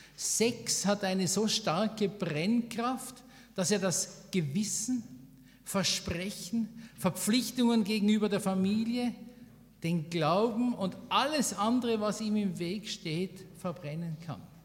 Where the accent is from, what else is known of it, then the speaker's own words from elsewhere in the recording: Switzerland; bei uns in der Schweiz